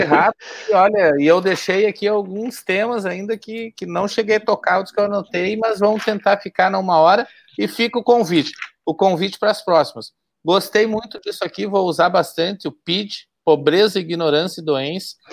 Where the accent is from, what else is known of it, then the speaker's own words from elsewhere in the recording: Cerro Largo, Rio Grande do Sul, Brazil; Eu também sou de Cerro Largo